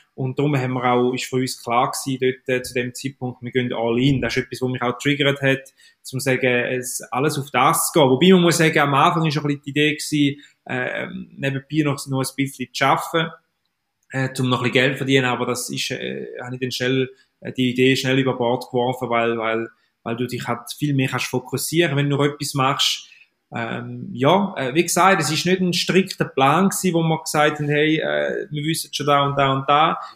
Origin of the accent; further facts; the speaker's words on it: Eastern Switzerland, Switzerland; man hört es mir an, ich komme aus der Ostschweiz